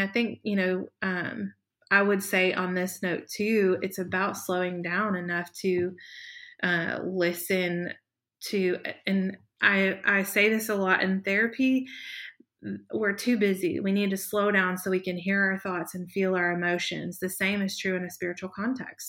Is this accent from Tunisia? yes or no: no; the South, United States; growing up in the South, you were meant to wear a dress to church on Sundays